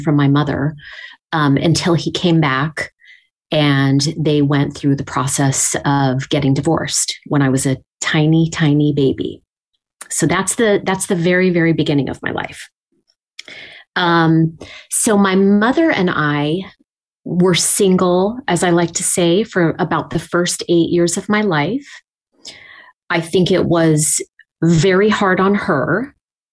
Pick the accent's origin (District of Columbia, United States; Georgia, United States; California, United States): California, United States; Los Angeles; also born or lived in Pasadena / San Marino; That's where I was born and raised. I'm a Los Angeles native, and I've been here for 48 wonderful years